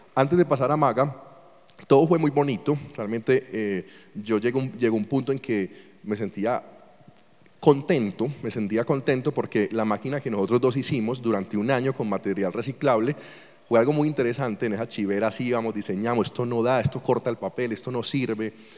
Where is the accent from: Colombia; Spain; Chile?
Colombia; moved away; also born or lived in Venezuela; Yo soy colombiano